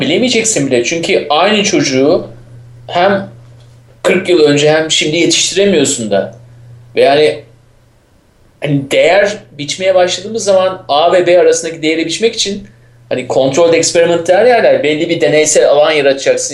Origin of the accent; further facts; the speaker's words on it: Istanbul, Turkey; ben İstanbul'luyum